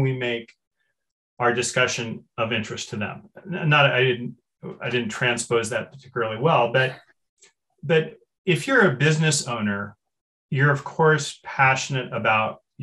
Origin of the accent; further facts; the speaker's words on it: Berkeley, California, United States; I grew up in Berkeley, which is, you know, the famous world's most liberal city